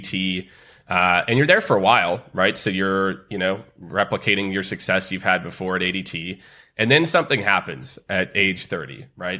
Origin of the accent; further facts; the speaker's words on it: Kansas City, United States; I'm from Kansas City